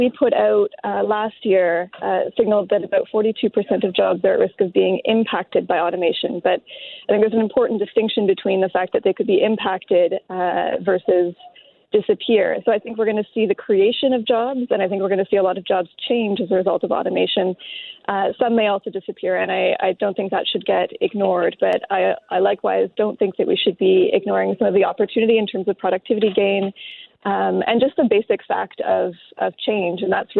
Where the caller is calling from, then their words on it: Ottawa, Ontario, Canada; I'm joining you from Ottawa.